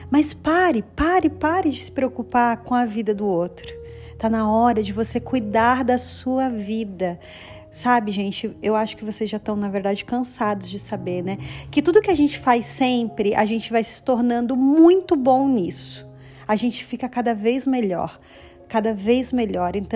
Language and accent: Portuguese; Brazil; now in Canada; foi assim que eu também comecei a plantar aqui no Canadá, porque é, quando eu vim do Brasil, gente, eu já tinha plantado lá e eu já estava colhendo no Brasil, sabe?